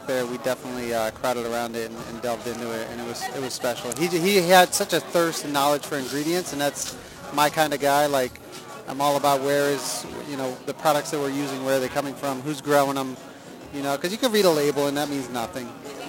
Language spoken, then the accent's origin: English; East Coast, United States; I'm from the East Coast, so real recognize real, yo